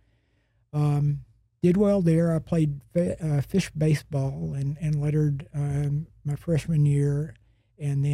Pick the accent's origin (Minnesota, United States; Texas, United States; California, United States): Texas, United States; Big Spring; I was born in West Texas in Big Spring, and my father owned the grocery store